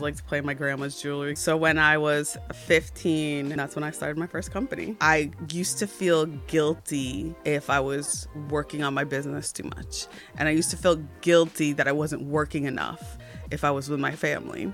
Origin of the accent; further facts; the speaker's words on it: New Jersey, United States; I'm from New Jersey